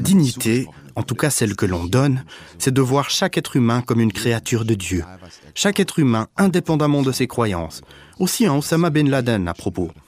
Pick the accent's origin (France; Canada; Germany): Germany; je suis allemand